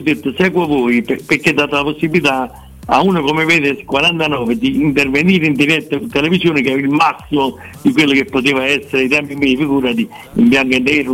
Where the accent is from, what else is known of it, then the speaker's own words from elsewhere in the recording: Naples, Campania, Italy; Io sono napoletano